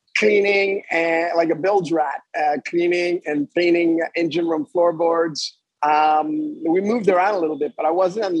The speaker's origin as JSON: {"language": "English", "town": "Montreal", "region": "Quebec", "country": "Canada", "tie": "born or raised there", "also_born_or_lived": "Los Angeles / Fort Lauderdale", "moved": "as an adult", "said": "I grew up in Montreal, and I lived in an area of Montreal which was predominantly English-speaking"}